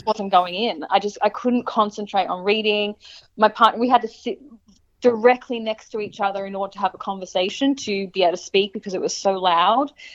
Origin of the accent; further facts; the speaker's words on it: Brisbane, Queensland, Australia; moved away as an adult; also born or lived in Portland / Gold Coast; now in Mullumbimby, Australia; once i moved away from brisbane